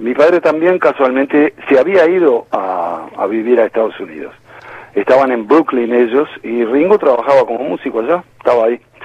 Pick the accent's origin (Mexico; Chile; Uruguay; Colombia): Uruguay; moved away as an adult; also born or lived in New York area, United States / Florida, United States; Fuimos quinteto también con otro uruguayo